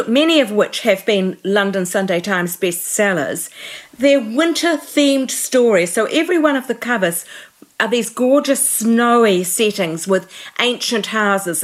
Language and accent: English; New Zealand; I've lived my whole life in New Zealand